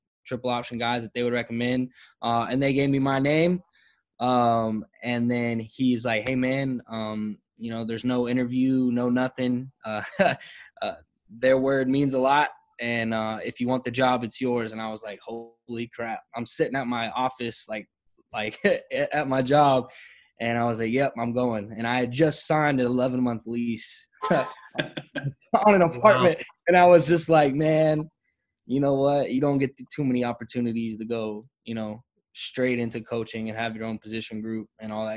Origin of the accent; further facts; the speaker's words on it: Houston, Texas, United States; moved away; born and raised in Houston